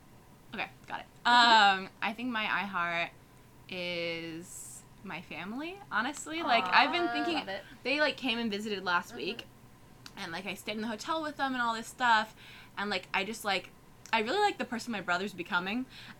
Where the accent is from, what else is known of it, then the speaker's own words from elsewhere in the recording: West Lafayette, Indiana, United States; moved away as an adult; I'm from West Lafayette, I'm from, like, a college town, so, like, it was pretty, like, what's the word? It was pretty diverse, like, growing, like, both in, like, ideologies and, like, ethnic groups